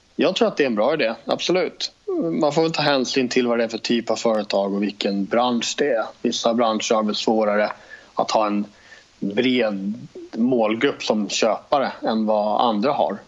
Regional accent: Stockholm, Stockholm County, Sweden; moved away as an adult; now in Jönköping, Sweden; Jag bor i Jönköping, jag är uppvuxen i Stockholm från början men har bott här nere nu i tio år ungefär

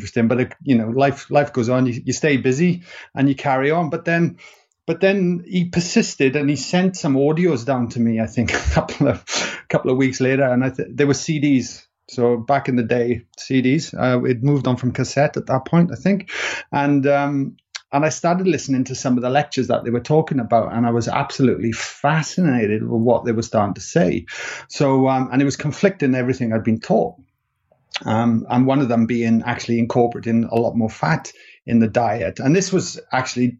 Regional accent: Wales, United Kingdom; accent: Welsh; moved away as an adult; now in Sydney, Australia; I'm a Welshman, if people are wondering what my accent is

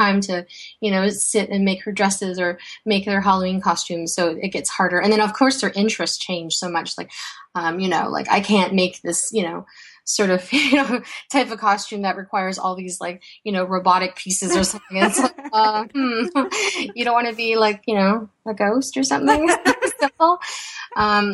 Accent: Toronto, Ontario, Canada; also born or lived in Vientiane, Laos; I was born in Vientiane, Laos, which is a small country in Southeast Asia near Thailand. And I was I came to Canada when I was 4 years old, and my parents chose Toronto

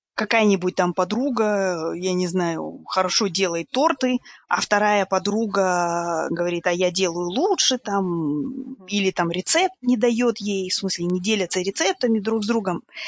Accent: Kazakhstan; moved away; мы, ну, казахи когда-либо были очень сильными мусульманами

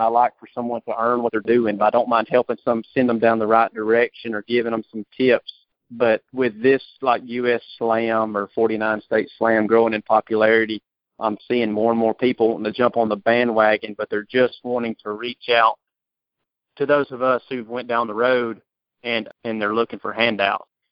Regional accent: Georgia, United States; I'm from Georgia

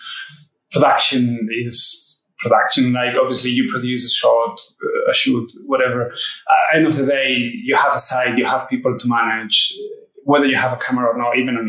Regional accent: Spain; moved away as an adult; also born or lived in Mexico / Dubai; I come from Spain originally, but I haven't been there for a long time now.

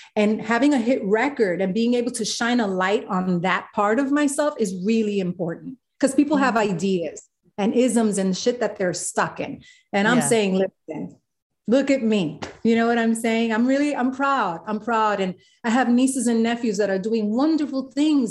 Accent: New York City, New York, United States; I'm Puerto Rican from the South Bronx

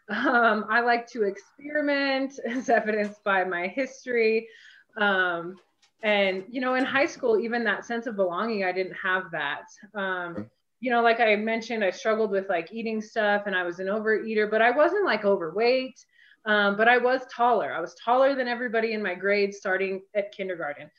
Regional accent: Englewood, Colorado, United States; I grew up in Inglewood. I still live in Inglewood

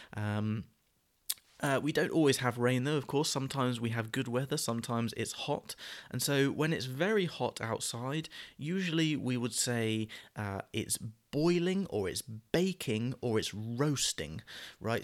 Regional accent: United Kingdom; terminology that we would use as British people

